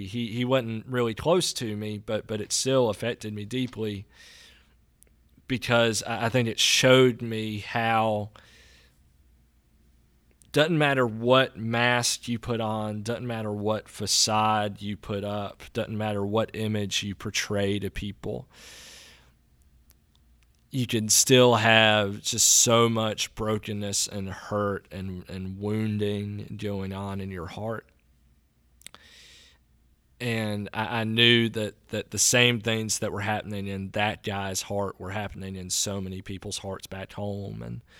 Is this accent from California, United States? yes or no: no; Natchez, Mississippi, United States; I think while I was in college, while I was away from Natchez, I saw how broken Natchez was. And Natchez doesn't have any problems that other towns don't, but because it's where I was from